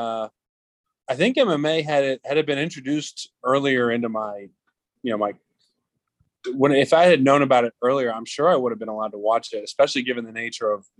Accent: Pennsylvania, United States; now in Florida, United States; I'm from Pennsylvania

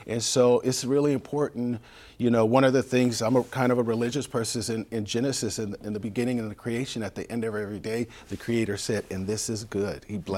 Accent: San Diego, California, United States; You know, we grew up in Bay Vista Methodist apartments, and you ask people, 49th and Logan in San Diego

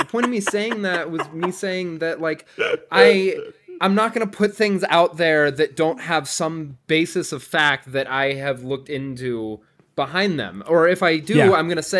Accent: Nevada, United States; Yeah, I'm from Nevada, baby.

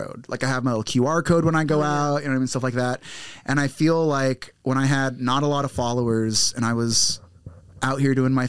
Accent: United States; now in Los Angeles, United States; As a Filipino American

